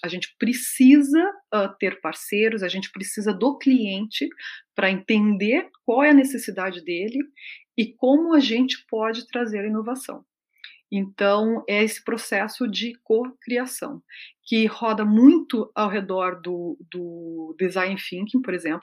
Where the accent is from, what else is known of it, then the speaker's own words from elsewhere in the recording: Brazil; moved away as an adult; also born or lived in Mexico / Peru; eu sou brasileira, que eu estou vindo para cá, que eu estou me adaptando